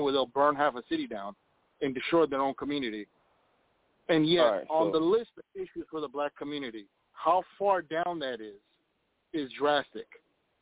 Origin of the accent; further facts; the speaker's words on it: Minneapolis, Minnesota, United States; I'm from Minnesota, or Minneapolis, to be specific